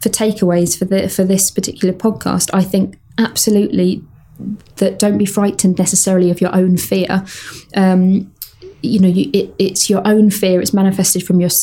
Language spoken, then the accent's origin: English; United Kingdom; I'm terribly British